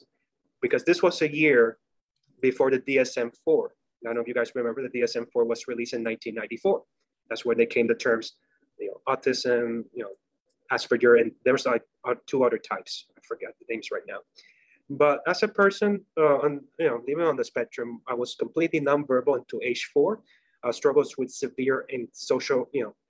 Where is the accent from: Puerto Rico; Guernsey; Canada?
Puerto Rico; English is a second language; moved away as an adult; now in Florida, United States; Was born and raised in Puerto Rico